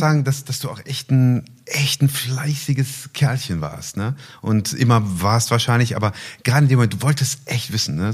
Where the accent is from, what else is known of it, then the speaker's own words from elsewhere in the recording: Wuppertal, North Rhine-Westphalia, Germany; Ich komme aus Wuppertal, meine Heimatstadt. Dort geboren, dort werde ich auch leben. Ich lebe